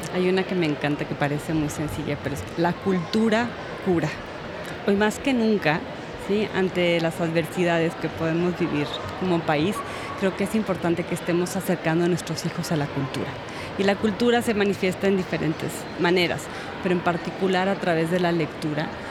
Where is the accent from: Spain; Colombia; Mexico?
Mexico; Guanajuato; yo crecí en Guanajuato, eh, camino a la sierra, ya muy alto.